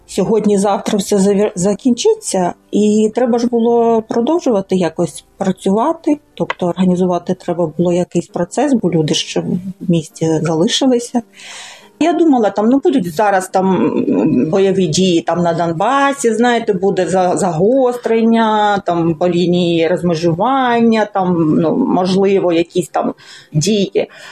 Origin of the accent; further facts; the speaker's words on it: Lysychansk, Luhansk Oblast, Ukraine; moved away as an adult; also born or lived in Donetsk; Я все життя жила в Лисичанську, ну тільки ті роки, коли навчалася в Донецьку